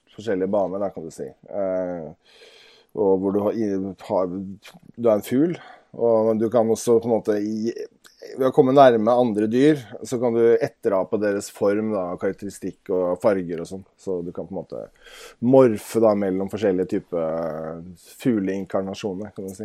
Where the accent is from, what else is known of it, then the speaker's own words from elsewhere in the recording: Oslo, Norway; now in Nesodden, Norway; jeg kommer fra Oslo